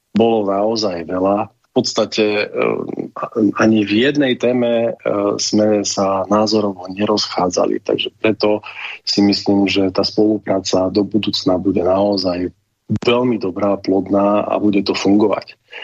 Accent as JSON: {"language": "Slovak", "country": "Slovakia", "said": "sme zo Slovenska"}